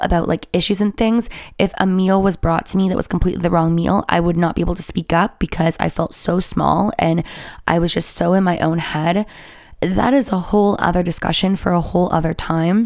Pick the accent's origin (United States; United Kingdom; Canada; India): Canada; I'm Canadian